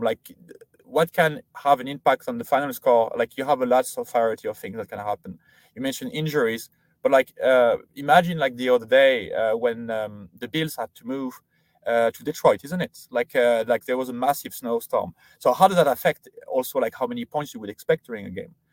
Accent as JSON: {"language": "English", "country": "France", "tie": "born or raised there", "moved": "yes", "said": "I grew up in France, did all my studying in there, uh, so high school, uh, and then university there"}